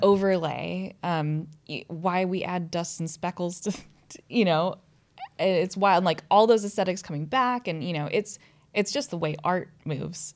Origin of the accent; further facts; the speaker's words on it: United States; moved away as an adult; now in London, United Kingdom; I'm an American